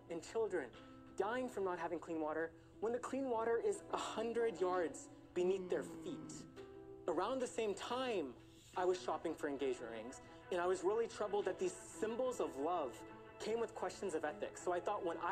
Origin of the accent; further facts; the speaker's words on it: Houston, Texas, United States; I'm from Houston, Texas